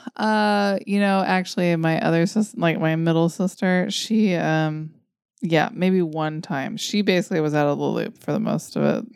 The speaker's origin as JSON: {"language": "English", "country": "United States", "said": "as an American"}